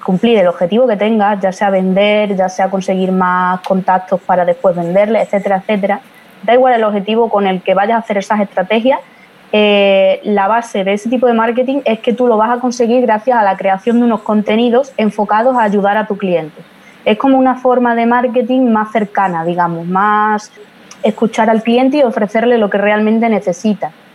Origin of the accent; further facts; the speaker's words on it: Badajoz, Extremadura, Spain; soy de España, pero concretamente soy de Badajoz, una provincia que está ahí lindando ya con Portugal